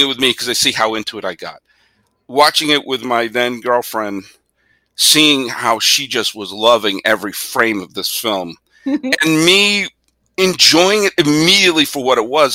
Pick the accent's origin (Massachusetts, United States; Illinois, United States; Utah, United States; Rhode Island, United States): Massachusetts, United States; also born or lived in Geneva, Switzerland; my family in 1981, because of my dad's job, we moved from Massachusetts to Switzerland for 2 years